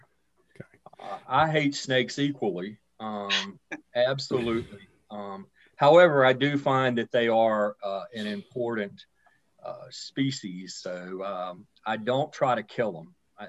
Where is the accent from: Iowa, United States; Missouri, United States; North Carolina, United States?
North Carolina, United States; Salisbury; now in Kannapolis, United States; I actually live in Kannapolis. I was raised in Salisbury, and I practice law in Salisbury, but I live in Kannapolis. We moved down there about 20 years ago.